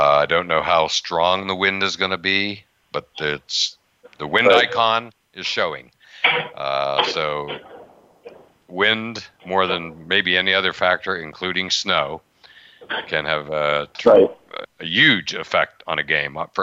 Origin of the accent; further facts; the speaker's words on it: Western Pennsylvania, United States; now in Las Vegas, United States; growing up in Western Pennsylvania